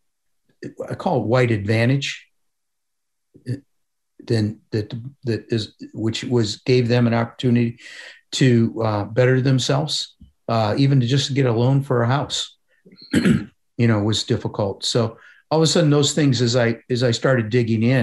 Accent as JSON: {"language": "English", "town": "Parma", "region": "Ohio", "country": "United States", "tie": "born or raised there", "said": "growing up in Parma, where I grew up"}